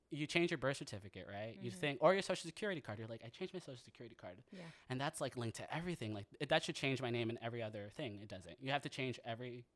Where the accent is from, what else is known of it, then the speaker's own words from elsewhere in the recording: San Jose, California, United States; also born or lived in Santa Cruz, California; I grew up in San Jose, California